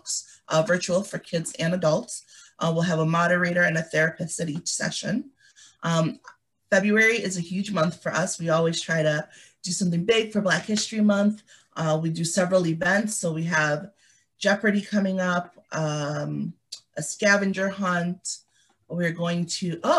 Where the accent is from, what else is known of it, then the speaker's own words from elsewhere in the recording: Liberia; moved away; I was born in Liberia